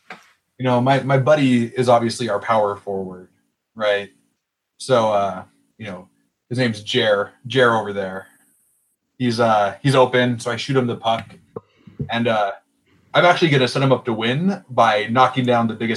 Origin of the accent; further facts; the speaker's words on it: Bismarck, North Dakota, United States; that's actually my hometown.